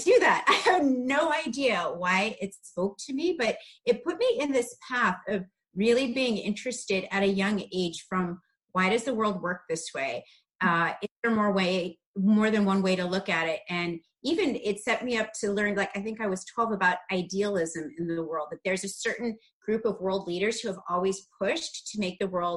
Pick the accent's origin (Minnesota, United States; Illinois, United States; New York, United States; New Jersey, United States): Illinois, United States; Darien; I grew up in a small suburb of Chicago. It's called Darien, Illinois